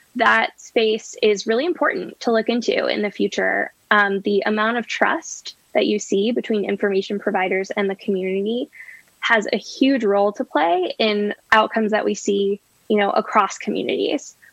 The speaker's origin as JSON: {"language": "English", "town": "Chicago", "region": "Illinois", "country": "United States", "moved": "yes", "said": "I'm from Chicago originally"}